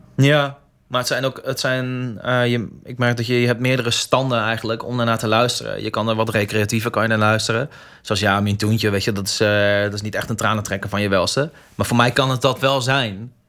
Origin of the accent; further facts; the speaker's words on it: Groningen, Netherlands; identiteit als Groninger